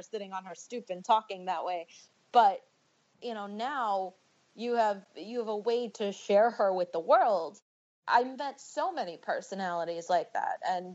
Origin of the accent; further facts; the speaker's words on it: New York City, New York, United States; moved away; also born or lived in New Jersey; I'm a girl from Bensonhurst